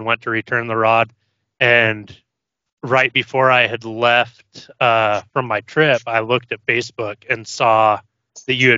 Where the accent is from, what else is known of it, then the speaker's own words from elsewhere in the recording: Idaho, United States; growing up in Idaho, I went kokanee fishing all the time